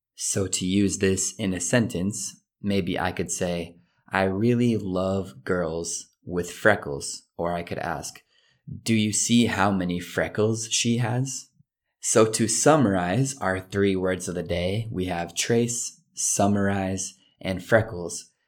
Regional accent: United States; being an American

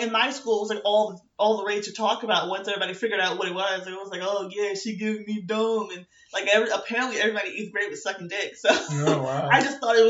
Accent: Virginia, United States; I'm from Virginia

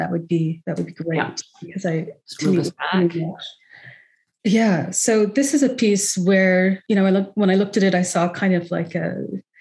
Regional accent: West Coast, Canada; I'm from the West Coast

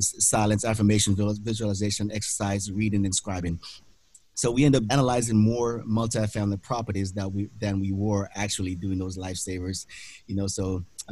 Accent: Jamaica; moved away as an adult; now in Pensacola, United States; born and raised in Jamaica, immigrated to the United States back in 1998

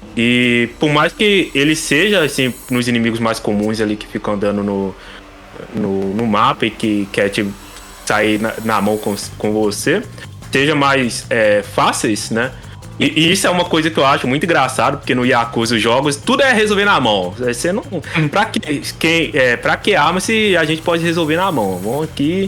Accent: Brazil; nós que somos brasileiros

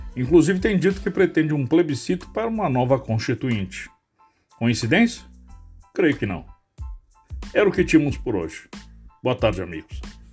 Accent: Brazil

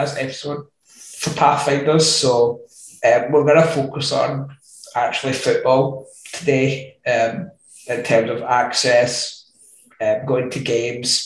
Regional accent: Scotland, United Kingdom; I'm 25 and from Scotland

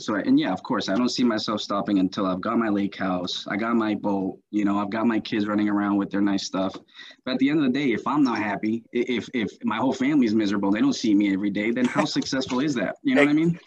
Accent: United States; also born or lived in Colombia; I was born here in the United States

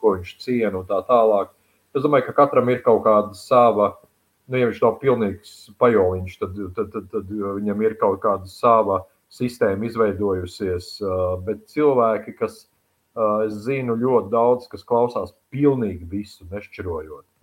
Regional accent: Sabile, Talsi Municipality, Latvia; now in Riga, Latvia; Esmu sabiedrnieks

